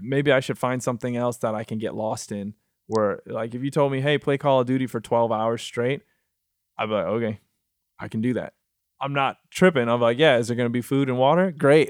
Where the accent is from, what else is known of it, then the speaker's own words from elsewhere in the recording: Michigan, United States; moved away as an adult; also born or lived in Miami / New York; now in Los Angeles, United States; I'm from Michigan